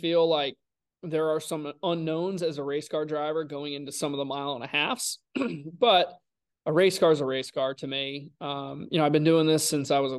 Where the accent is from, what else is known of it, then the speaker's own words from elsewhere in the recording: Connecticut, United States; growing up in Connecticut, racing you know weekly at NASCAR's root level